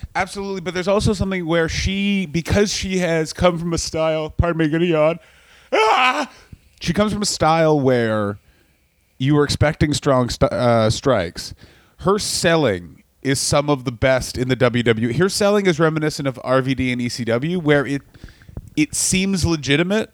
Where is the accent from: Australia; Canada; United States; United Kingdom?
Canada; I'm from Canada